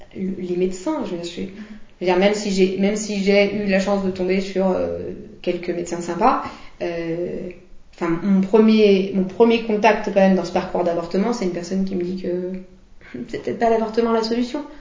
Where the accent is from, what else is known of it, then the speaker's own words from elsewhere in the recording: Lyon, Auvergne-Rhône-Alpes, France; je suis lyonnaise